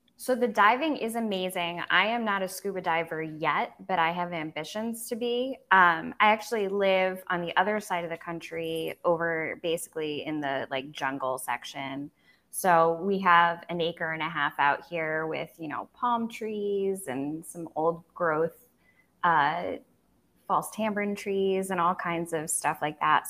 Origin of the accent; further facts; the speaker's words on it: United States; now in Belize; as an American